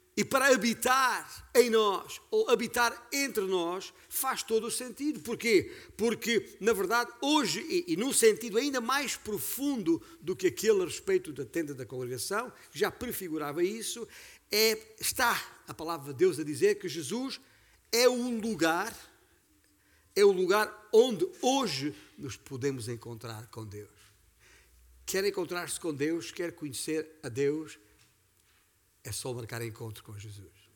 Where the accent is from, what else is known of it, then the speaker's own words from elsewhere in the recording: Beja, Alentejo, Portugal; also born or lived in Vale de Açor, Mértola; a 25 quilómetros da cidade de Beja, onde nasci